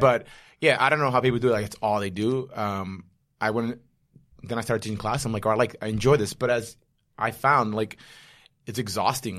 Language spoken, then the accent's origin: English; New York City, New York, United States; I'm a New Yorker and a former Marine